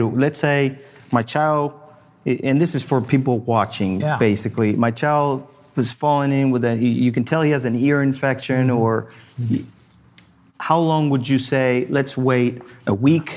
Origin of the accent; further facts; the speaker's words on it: Argentina; now in United States; I grew up in Argentina